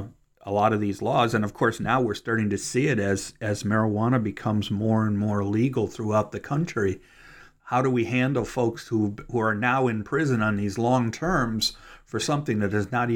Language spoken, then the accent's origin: English; Cleveland, Ohio, United States; since that's my hometown, I found that interesting. So I will continue to be watching what comes out of that particular area, because having born and spent most of my years in the Cleveland area